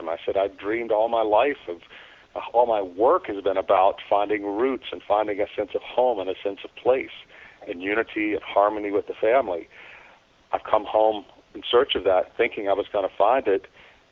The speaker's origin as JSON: {"language": "English", "region": "South Louisiana", "country": "United States", "tie": "born or raised there", "moved": "as an adult", "said": "my hometown in South Louisiana"}